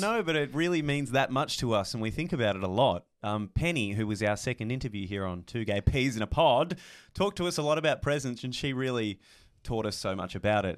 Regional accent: Tassie, Tasmania, Australia; born or raised there; moved away

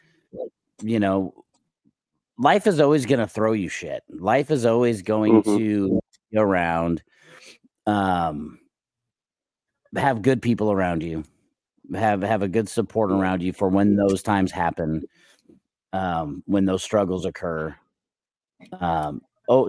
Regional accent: Scottsdale, Arizona, United States; now in Southeast Valley, Arizona, United States; I grew up in Scottsdale. When we first moved out here, my family moved out here in 1993. We moved straight to Scottsdale. And later in life, I moved back to Scottsdale with my wife and a couple kids.

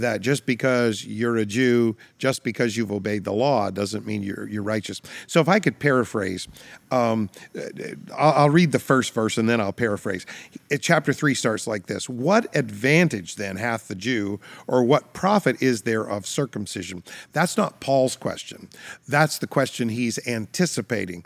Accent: Canada; I'm a Canadian citizen

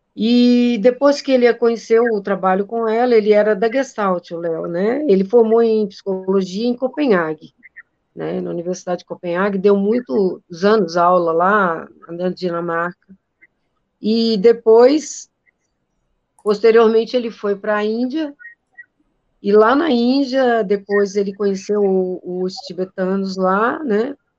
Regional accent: Northeast Region, Brazil; eu sou nordestina

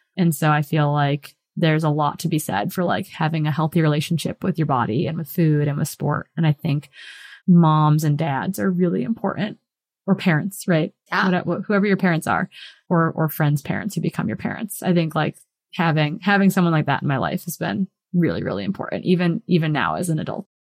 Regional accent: Hayward, Wisconsin, United States; moved away as an adult; also born or lived in Bozeman, Montana; I grew up in Wisconsin and it's like a cheesehead state

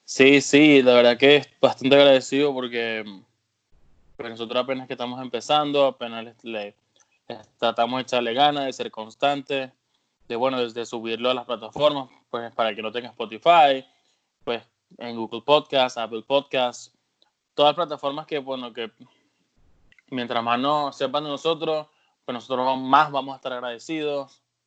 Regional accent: Venezuela; moved away as an adult; now in United States; mi noviecita la dejé en Venezuela

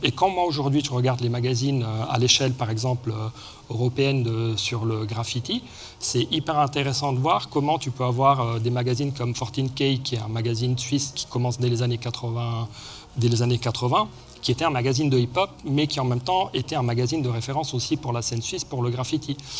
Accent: Rome, Lazio, Italy; moved away; j'ai grandi à Rome entre autres

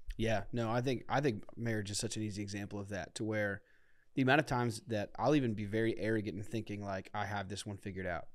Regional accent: Akron, Ohio, United States; I grew up in Akron

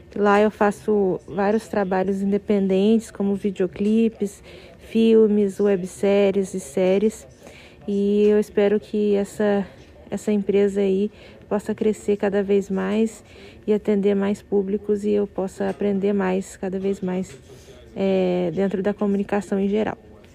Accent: Minas Gerais, Brazil; moved away as an adult; now in São Paulo, Brazil; me mudei de Minas, que é minha cidade, que é meu né, estado natal, e vim para São Paulo estudar

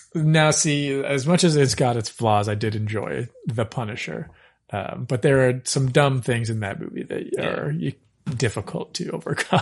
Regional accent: Regina, Saskatchewan, Canada; I was born in Regina, Saskatchewan.

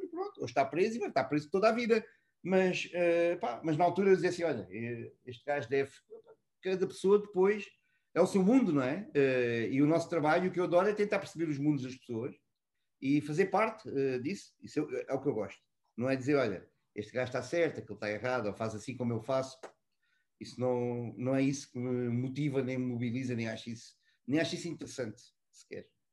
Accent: Almada, Lisbon, Portugal; moved away as an adult; also born or lived in Mozambique / Brazil / Egypt; now in Dubai, United Arab Emirates; Eu trabalho com tanto gosto uh, em Almada, eh, onde eu cresci, estudei e onde vivo em, em Portugal

